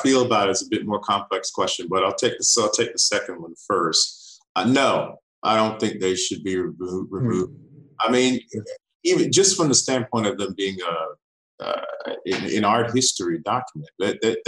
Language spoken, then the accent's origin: English; Virginia, United States; moved away as an adult; now in Australia; I'm American born. I'm from Virginia. I moved to Australia about 13 and a half years ago